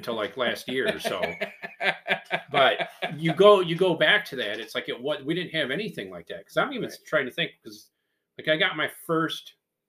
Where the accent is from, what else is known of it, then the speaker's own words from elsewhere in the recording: Michigan, United States; Just because we're from Michigan